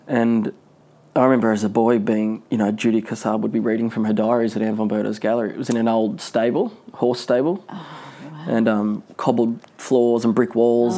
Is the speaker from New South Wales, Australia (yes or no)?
yes; Newcastle, New South Wales, Australia; I was born in Newcastle